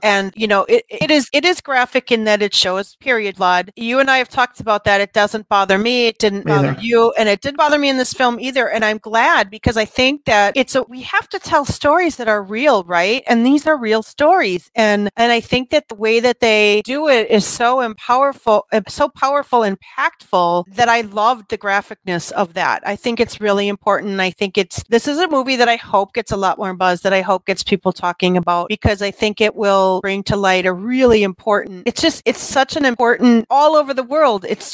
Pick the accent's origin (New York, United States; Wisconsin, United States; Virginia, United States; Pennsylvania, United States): Wisconsin, United States; accent: Wisconsin; I got my Wisconsin accent up here